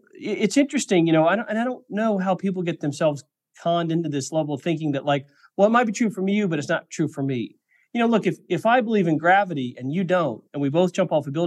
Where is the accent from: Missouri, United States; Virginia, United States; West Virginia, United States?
Missouri, United States; moved away; also born or lived in Silicon Valley; I grew up in Missouri